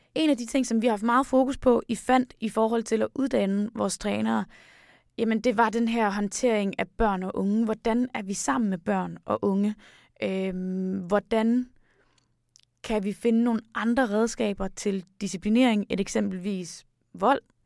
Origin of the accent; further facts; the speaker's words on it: Denmark; vi kommer fra Danmark